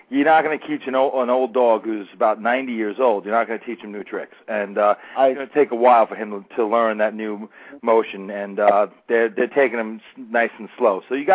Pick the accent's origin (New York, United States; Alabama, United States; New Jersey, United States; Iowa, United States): New York, United States; I'm from New York. I'm a big Met fan, been a Met fan since I was a little tot in the 70s